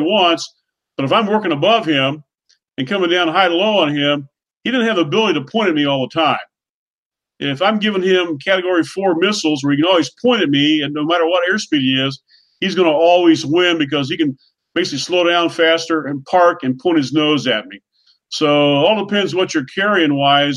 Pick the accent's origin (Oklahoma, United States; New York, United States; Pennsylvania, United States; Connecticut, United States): Oklahoma, United States; My call sign, …. I'm from Oklahoma